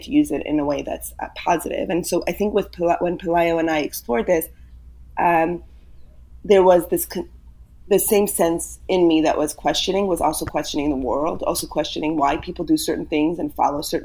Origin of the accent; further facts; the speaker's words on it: New York City, New York, United States; first language Yiddish; English is a second language; I was raised in Brooklyn, in Borough Park, in a Hasidic home